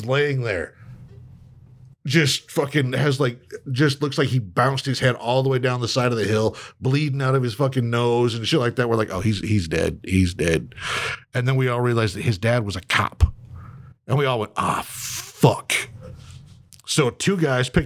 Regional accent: Riverdale, Utah, United States; I was born and raised down there in Riverdale.

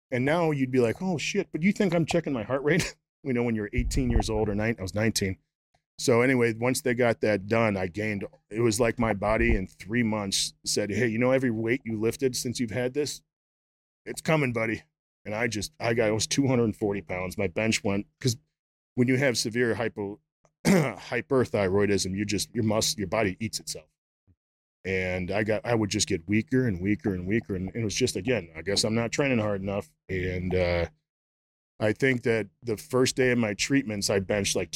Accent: Prospect Heights, Illinois, United States; moved away as an adult; also born or lived in Arizona; Just outside of Chicago, like 20 miles west, northwest of Chicago. Okay. So it's fucking horrible. What's, what's the town? Uh, town is Prospect Heights.

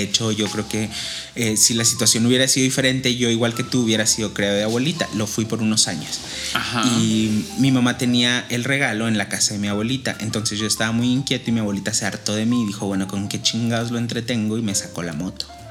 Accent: Chihuahua, Mexico; moved away; voy a estar como corresponsal en, en Chihuahua

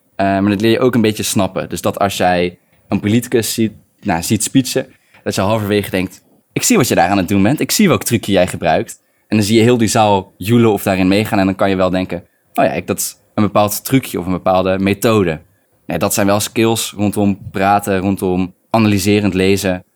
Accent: Utrecht, Netherlands; moved away as an adult; also born or lived in Tilburg; ik kom uit Utrecht.

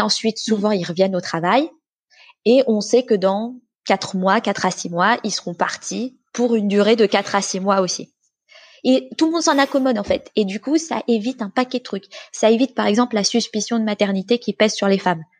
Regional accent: France; moved away as an adult; now in Sweden; je vis en Suède, mais je suis française, j'ai grandi j'ai été élevée, j'ai fait mes études en France

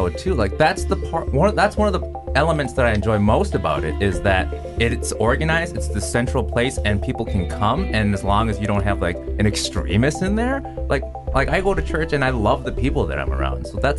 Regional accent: Minneapolis, Minnesota, United States; also born or lived in Maple Grove, Minnesota; I grew up in Minneapolis, and then like all my friends were people of color. Then I moved out to Maple Grove. Then I went to Maple Grove Junior High, and like I'm like one of like five Asian kids there.

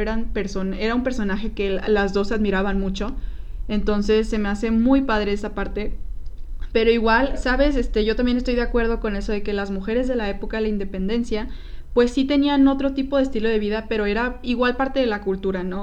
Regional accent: Mexico; tenemos que conocer como mexicanos

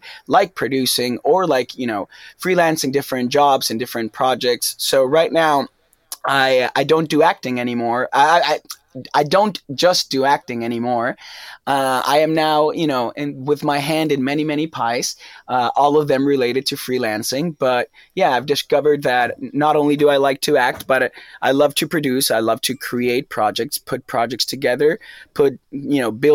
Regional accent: Argentina; English is a second language; moved away as an adult; also born or lived in New York; now in Los Angeles, United States; I came out from Argentina to LA to study acting

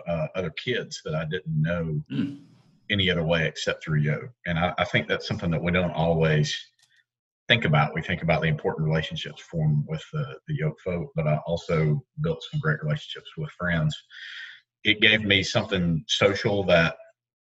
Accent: Knoxville, Tennessee, United States; I grew up here in Knoxville, went to Norwood Northwest at Rangers and Central High School

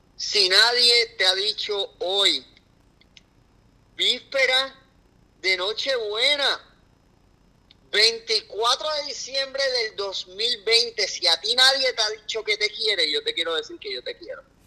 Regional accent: Puerto Rico

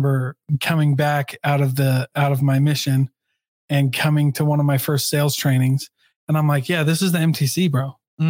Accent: Iowa, United States; I grew up in Iowa, bro. I had people in a part of Iowa that, right next to Missouri

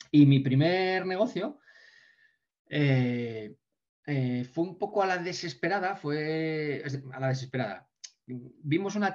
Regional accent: Ponferrada, Castile and León, Spain

